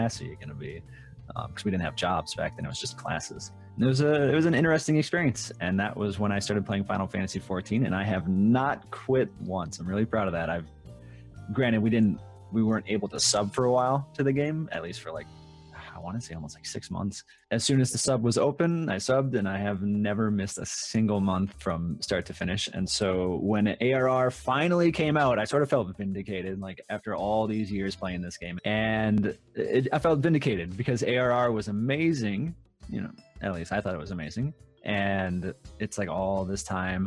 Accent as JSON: {"language": "English", "region": "Minnesota", "country": "United States", "tie": "born or raised there", "moved": "yes", "said": "I grew up in Minnesota, and I lived in Minnesota for the longest time."}